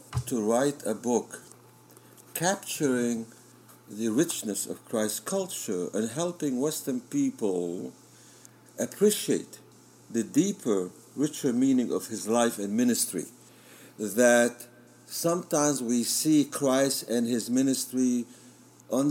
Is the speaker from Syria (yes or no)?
yes; Syria; moved away; I was born in Syria